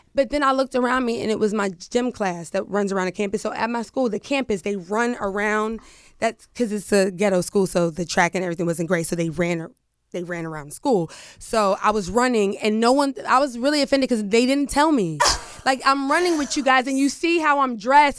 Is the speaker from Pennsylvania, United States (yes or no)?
yes; Pittsburgh, Pennsylvania, United States; I'm from Pittsburgh